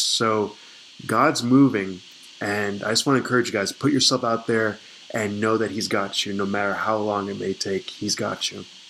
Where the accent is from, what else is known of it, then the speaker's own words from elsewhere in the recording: Charlotte, North Carolina, United States; moved away as an adult; also born or lived in California; I'm originally from Charlotte, North Carolina